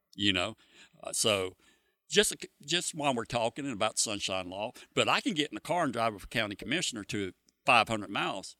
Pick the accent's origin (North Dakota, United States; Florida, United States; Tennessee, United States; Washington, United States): Florida, United States; Freeport; I've lived in Freeport my whole life